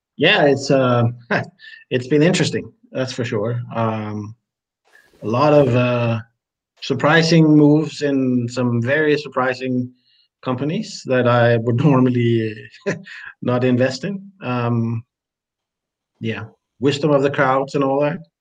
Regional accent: Denmark; I'm from Denmark.

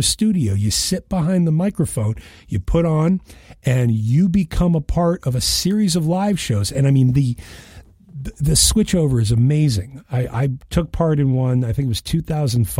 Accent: Western Massachusetts, United States; I grew up in Western Massachusetts outside of Boston

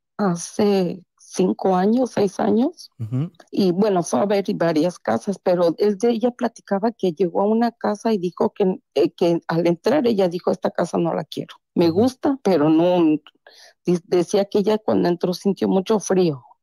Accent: Taxco, Guerrero, Mexico; moved away as an adult; also born or lived in Mexico City; now in Chicago, United States; soy nacida en la Ciudad de México, Ajá criada en, la, en Tasco Guerrero. Órale. Y ahora tengo treinta y pico de años aquí en Chicago, Illinois.

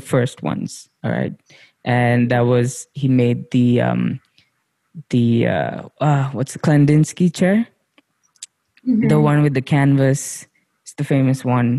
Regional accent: India; growing up in India, we saw that chair everywhere

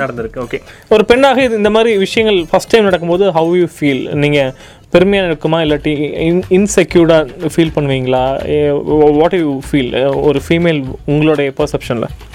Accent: Coimbatore, Tamil Nadu, India; கோயம்புத்தூர் சார்ந்து வளர்ந்தவன்

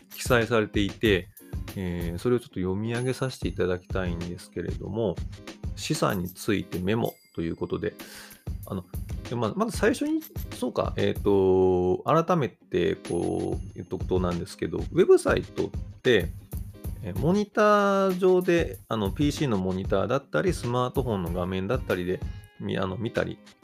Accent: Kansai, Japan; どうしても関西人なんで

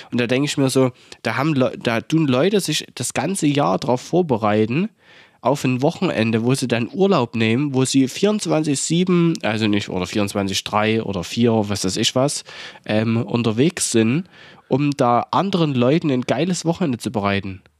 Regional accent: Saxony, Germany; bei uns in Sachsen

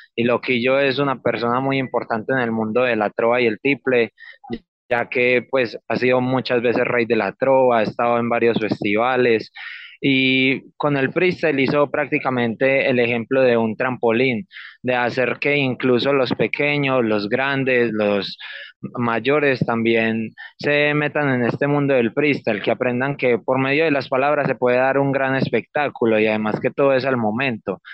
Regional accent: Copacabana, Antioquia, Colombia; yo soy de Copacabana, em, exactamente en el barrio Pedregal

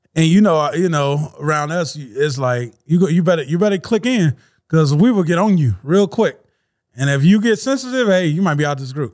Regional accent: Louisiana, United States; moved away; I'm from Louisiana.

